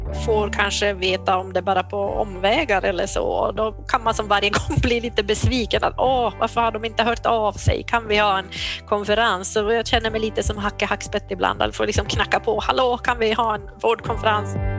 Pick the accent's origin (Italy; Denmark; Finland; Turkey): Finland; Jakobstad, Ostrobothnia; moved away as an adult; also born or lived in Umeå; now in Byske, Sweden; jag är född i Jakobstad i Finland, pluggade i Umeå